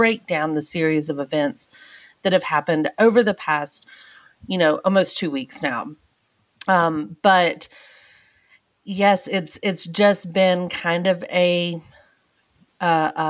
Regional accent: United States; We are American

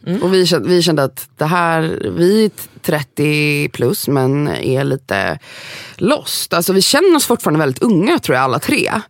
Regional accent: Gothenburg, Västra Götaland, Sweden; moved away as an adult; now in Sundbyberg, Sweden; jag är från Göteborg, 418

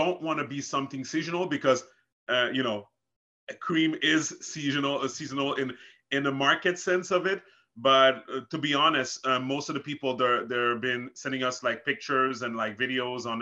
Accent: Montreal, Quebec, Canada; also born or lived in Haiti; I'm from Montreal, Canada

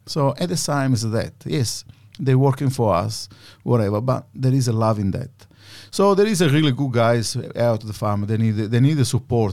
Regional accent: Sicily, Italy; English is a second language; moved away as an adult; now in Australia; my hometown in Sicily

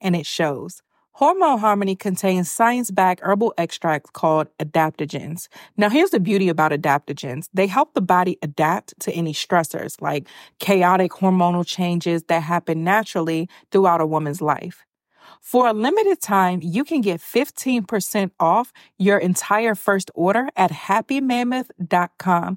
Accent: Washington, District of Columbia, United States; in Washington, D.C. in my hometown

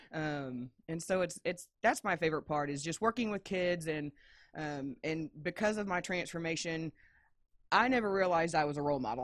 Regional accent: Indiana, United States; moved away as an adult; I am originally from Indiana

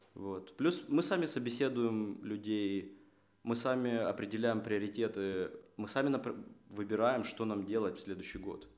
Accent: Kharkiv, Kharkiv Oblast, Ukraine; moved away as an adult; now in Seattle, United States; Я родом из Харькова, э, живу последние три года в Сиэтле

